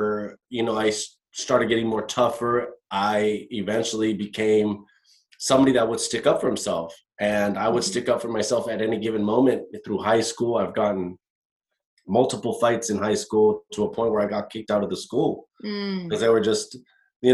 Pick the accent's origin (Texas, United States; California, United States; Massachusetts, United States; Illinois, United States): California, United States; Costa Mesa; him and my mom met in Newport Beach, had me, bought a house in Costa Mesa